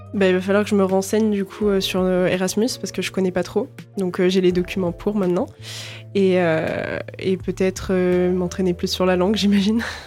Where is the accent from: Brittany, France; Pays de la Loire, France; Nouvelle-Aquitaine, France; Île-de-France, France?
Nouvelle-Aquitaine, France; La Rochelle; je viens initialement de La Rochelle